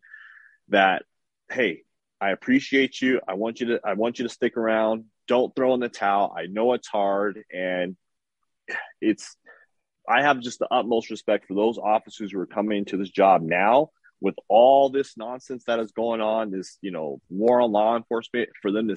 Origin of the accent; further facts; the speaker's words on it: Los Angeles, California, United States; also born or lived in San Bernardino County; I grew up in South Central LA during the 80s and 90s